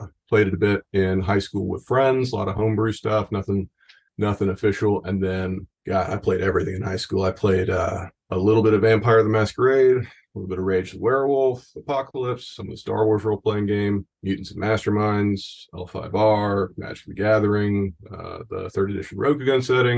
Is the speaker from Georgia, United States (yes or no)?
yes; a small town near Savannah, Georgia, United States; moved away; I'm originally from a small town near Savannah, Georgia.